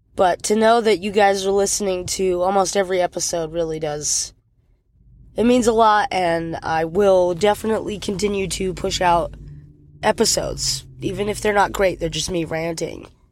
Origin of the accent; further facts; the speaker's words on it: United States; an American citizen